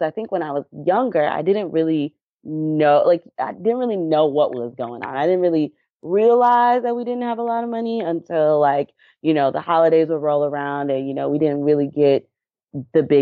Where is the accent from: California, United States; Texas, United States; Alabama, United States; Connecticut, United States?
Alabama, United States; Anniston; also born or lived in Dallas; My mom, we were in um, Anniston, like eh, which is closer to I guess Birmingham, Alabama.